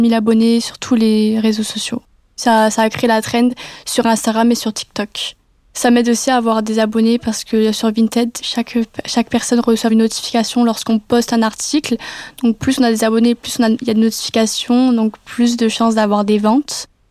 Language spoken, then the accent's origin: French; Metz, Grand Est, France; moved away as an adult; now in Nice, France; je suis originaire de Metz